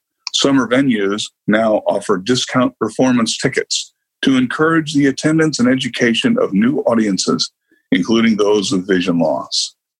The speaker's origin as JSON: {"language": "English", "town": "Sacramento", "region": "California", "country": "United States", "tie": "born or raised there", "said": "my hometown performing arts theater, Broadway Sacramento."}